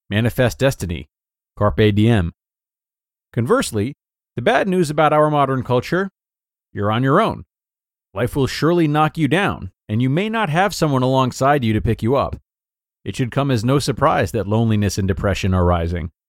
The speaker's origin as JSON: {"language": "English", "region": "Rhode Island", "country": "United States", "said": "I come from Rhode Island, uh, where the emphasis on family and long standing friendships is taken very seriously, it seems."}